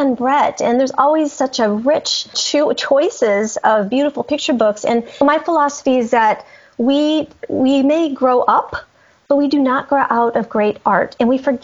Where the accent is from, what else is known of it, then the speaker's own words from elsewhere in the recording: Colorado, United States; now in Tennessee, United States; I'm from Colorado. I live in Tennessee right now, but I'm from Colorado